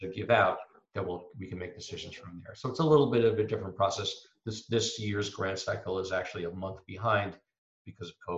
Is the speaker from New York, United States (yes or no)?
yes; New York, United States; also born or lived in Harvard, Massachusetts; now in Sandwich, United States; I grew up in New York